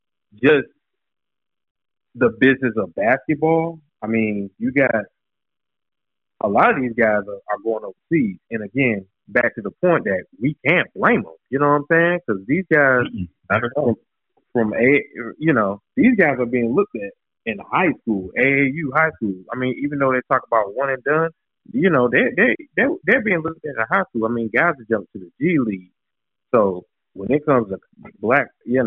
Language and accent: English; North Carolina, United States; I'm from North Carolina. North Carolina